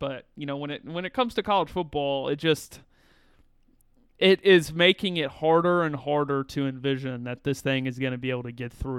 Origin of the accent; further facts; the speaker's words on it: South Carolina, United States; I was from South Carolina, so I could do that.